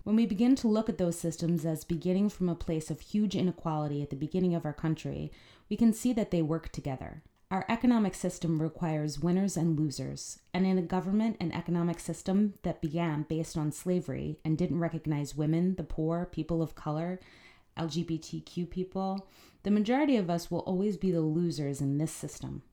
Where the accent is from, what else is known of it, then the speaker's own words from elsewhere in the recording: Philadelphia, Pennsylvania, United States; Growing up in Philly in a working class family